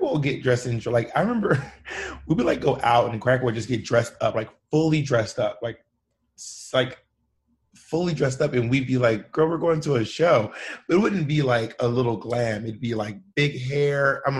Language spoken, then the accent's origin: English; Georgia, United States; also born or lived in Alabama / Mississippi; But I'm from like the South. So I'm from Georgia, Alabama, and Mississippi. I just moved around throughout all those spaces, my entire childhood.